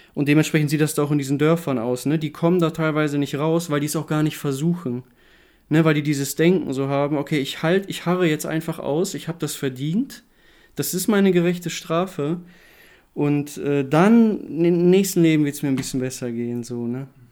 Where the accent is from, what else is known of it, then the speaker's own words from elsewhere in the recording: Germany; bei uns in Deutschland